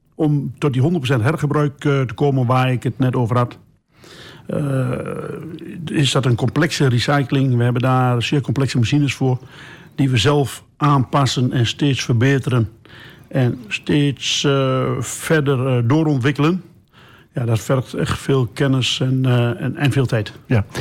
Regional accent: Geesteren, Overijssel, Netherlands; we zijn geboren in Geesteren

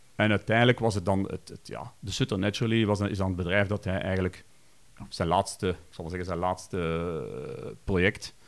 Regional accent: Kampenhout area, Flanders, Belgium; Ik ben opgegroeid in Haagd. Dat is eigenlijk een, een dorpje hier naast Kampenoot

